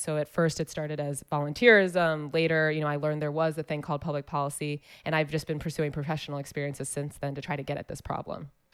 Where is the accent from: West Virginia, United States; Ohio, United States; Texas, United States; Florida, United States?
Ohio, United States; Columbus; I was born here in Columbus at the Ohio State University Hospital